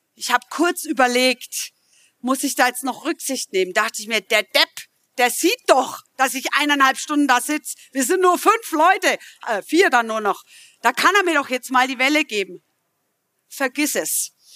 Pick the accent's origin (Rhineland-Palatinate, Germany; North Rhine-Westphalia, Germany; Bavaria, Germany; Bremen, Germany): Bavaria, Germany; Middle Franconia; Ich komme aus Mittelfranken übrigens, kann das nicht immer ganz abstellen